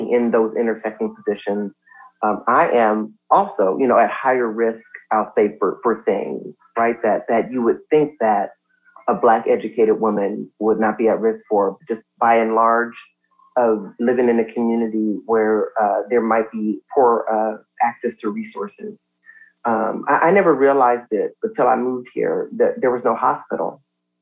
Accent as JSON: {"language": "English", "town": "Compton", "region": "California", "country": "United States", "said": "I am from Compton"}